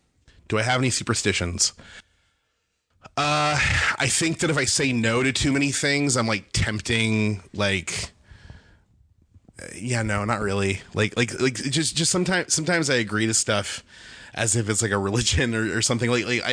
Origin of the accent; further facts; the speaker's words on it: Bakersfield, California, United States; Bakersfield, California.